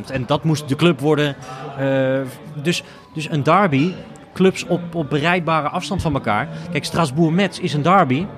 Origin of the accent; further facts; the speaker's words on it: Utrecht, Netherlands; wij als Utrechters